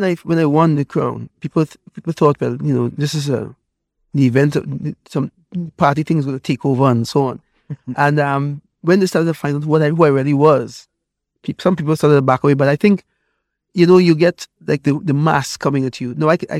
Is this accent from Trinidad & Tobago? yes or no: yes; Trinidad & Tobago; I grew up on in Trinidad, you know, all the different secret societies and so on, which basically started in Nigeria.